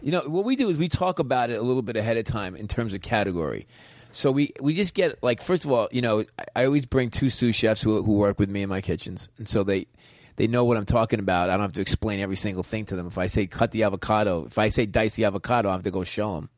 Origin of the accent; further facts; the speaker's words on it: New York, United States; I'm a New Yorker